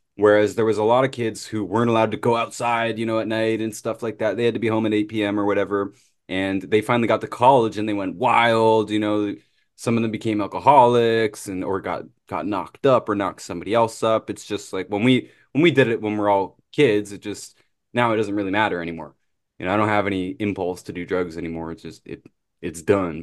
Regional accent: Canada; I'm Canadian

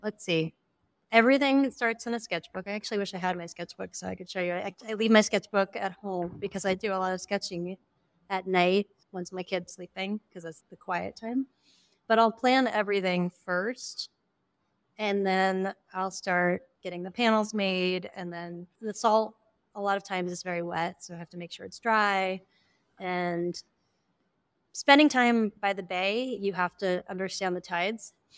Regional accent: East Coast, United States; also born or lived in Western Massachusetts; now in San Francisco Bay Area, United States; I grew up in the East Coast, and I would spend a lot of time in Western Massachusetts

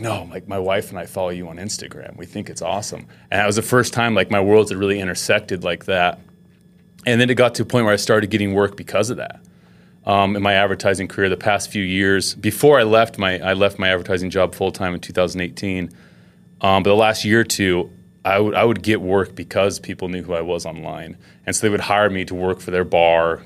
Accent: Utah, United States; I grew up in Utah.

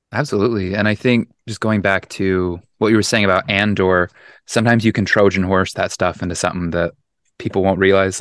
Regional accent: Utah, United States; I grew up in Utah, and like I grew up conservative in Utah, very religious

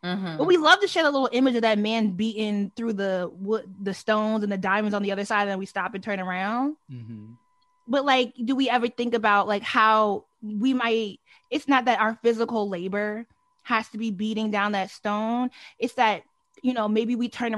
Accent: Delaware, United States; I grew up in Delaware

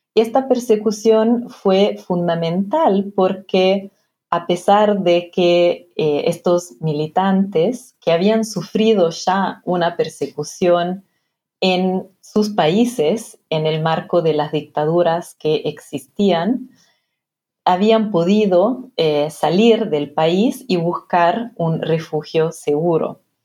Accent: Piedmont, Italy; Spanish is a second language; moved away as an adult; also born or lived in Argentina; now in United Kingdom; donde nací, en Italia, en la región de Piemonte

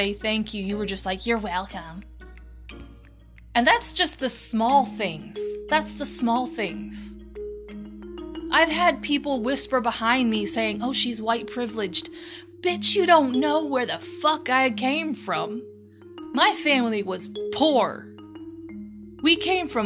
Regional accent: United States; we are programmed as American citizens

